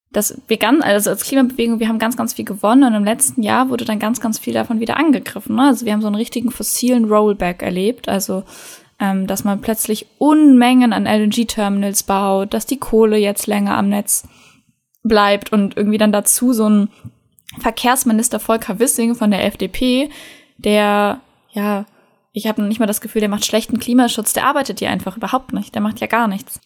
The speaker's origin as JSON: {"language": "German", "region": "North Rhine-Westphalia", "country": "Germany", "said": "bei uns in NRW"}